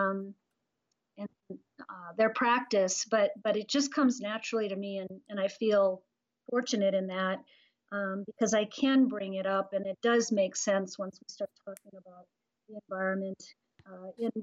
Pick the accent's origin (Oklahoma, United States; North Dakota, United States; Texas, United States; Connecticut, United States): North Dakota, United States; I was born and raised in North Dakota, so I come from a rural background.